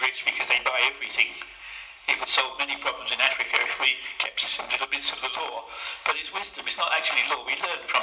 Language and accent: English; United Kingdom; accent: British; my British accent